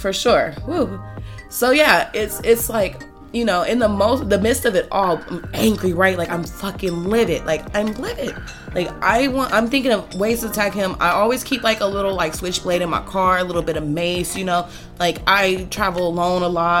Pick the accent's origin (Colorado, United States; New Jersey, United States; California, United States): California, United States; Los Angeles; I'm from Los Angeles, you know, born and raised